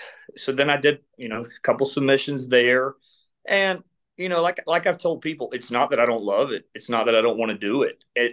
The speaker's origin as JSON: {"language": "English", "region": "Georgia", "country": "United States", "tie": "born or raised there", "said": "I was born and raised in Georgia."}